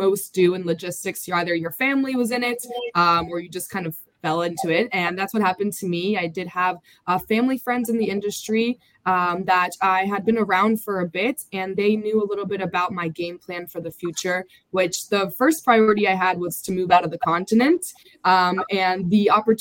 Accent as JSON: {"language": "English", "region": "Delaware", "country": "United States", "tie": "born or raised there", "said": "I was born and raised in Delaware, my family"}